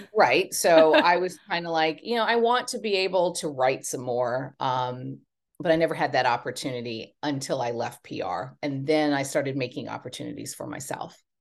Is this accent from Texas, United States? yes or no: yes; Texas, United States; moved away as an adult; also born or lived in Los Angeles, California; now in Hampton Bays, United States; I'm from Texas and I'm a very proud Texan